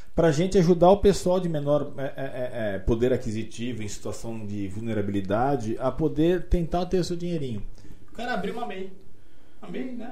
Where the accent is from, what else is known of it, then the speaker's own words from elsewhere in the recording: Boituva, São Paulo, Brazil; moved away; also born or lived in Jundiaí; eu sempre tive vontade de voltar para Boituba, que eu considero a minha terra natal